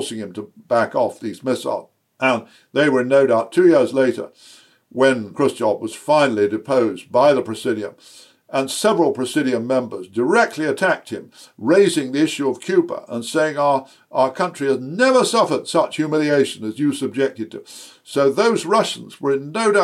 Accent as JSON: {"language": "English", "country": "United Kingdom", "said": "as a Brit"}